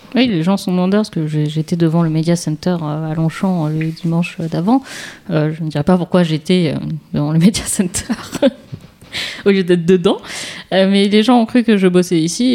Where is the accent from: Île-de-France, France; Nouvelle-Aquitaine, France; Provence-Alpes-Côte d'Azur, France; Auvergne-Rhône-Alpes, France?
Île-de-France, France; Paris; en tant que parisienne, ce que je suis plutôt